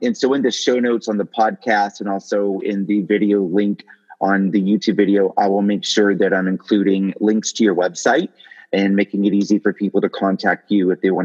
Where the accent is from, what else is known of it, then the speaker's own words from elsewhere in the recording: Greenville, South Carolina, United States; I grew up in Greenville, South Carolina